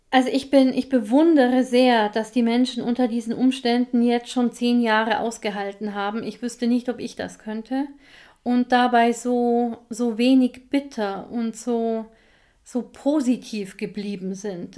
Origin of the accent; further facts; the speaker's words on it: Bavaria, Germany; bei uns in Bayern